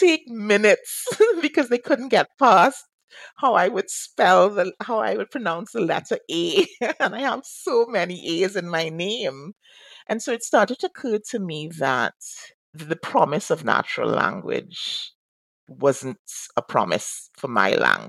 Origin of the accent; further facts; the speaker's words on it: Trinidad & Tobago; first language English; moved away as an adult; now in United States; So I am a native speaker of English. It's my first and only language. I grew up in the Caribbean in Trinidad and Tobago.